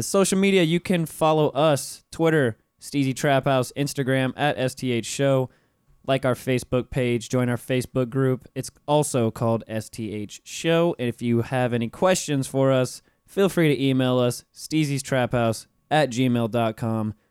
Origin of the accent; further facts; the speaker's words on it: Florida, United States; I was in Florida my whole life